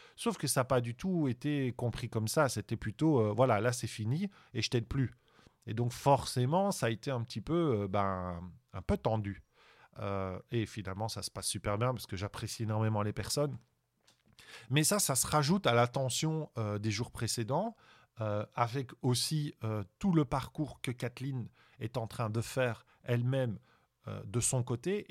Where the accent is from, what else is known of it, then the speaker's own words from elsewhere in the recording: Belgium; je suis belge